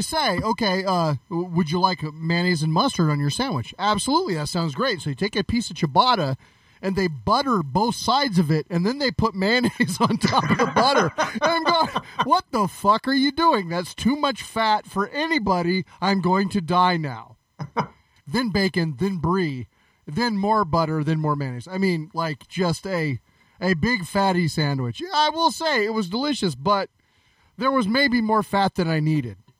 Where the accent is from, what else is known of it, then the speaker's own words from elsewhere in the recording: California, United States; I grew up in California